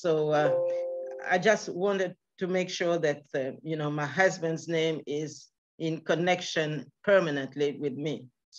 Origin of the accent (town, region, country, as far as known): Switzerland; born or raised there; also born or lived in Kinshasa, Democratic Republic of the Congo